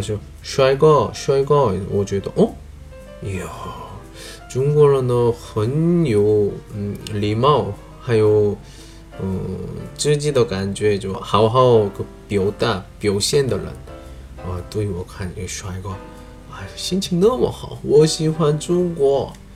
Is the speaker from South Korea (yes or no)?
yes; South Korea; Chinese is a second language; moved away as an adult; now in China; 我是来自韩国外教